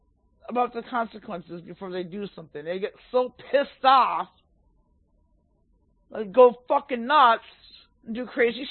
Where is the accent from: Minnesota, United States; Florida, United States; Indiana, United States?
Minnesota, United States; Minneapolis; I'm from Minneapolis